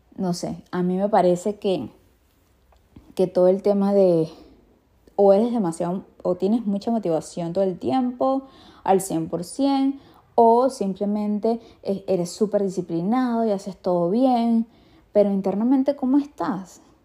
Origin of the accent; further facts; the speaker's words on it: Venezuela; chimbo en mi país es como malo